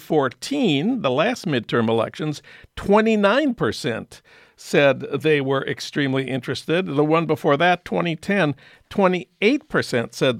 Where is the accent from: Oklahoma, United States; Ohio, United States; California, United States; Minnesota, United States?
Minnesota, United States; St. Paul; moved away; my hometown of St. Paul